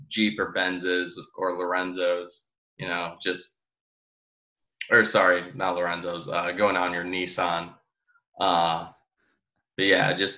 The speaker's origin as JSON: {"language": "English", "town": "Detroit", "region": "Michigan", "country": "United States", "said": "I'm from Detroit"}